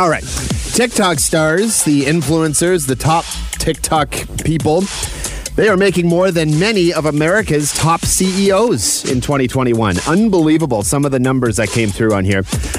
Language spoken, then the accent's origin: English; Chatham-Kent, Ontario, Canada; That was Chatham Kent growing up. It smelled like stale bread.